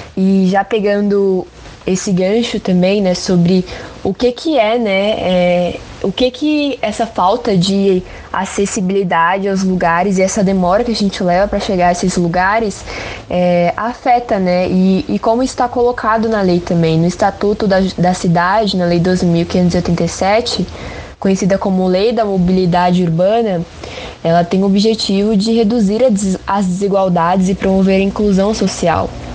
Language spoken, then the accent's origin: Portuguese; São Paulo, Brazil; a gente, enquanto paulista